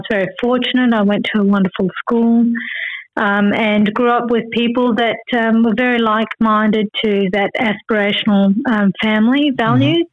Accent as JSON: {"language": "English", "town": "Perth", "region": "Western Australia", "country": "Australia", "tie": "born or raised there", "also_born_or_lived": "Kuala Lumpur, Malaysia / Brisbane, Australia", "moved": "yes", "said": "we were growing up in Perth in a very sort of basic house"}